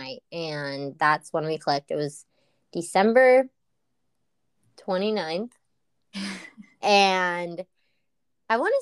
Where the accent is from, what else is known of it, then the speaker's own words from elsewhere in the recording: Argentina; also born or lived in England; now in United States; I come from Argentina, from a very Latino family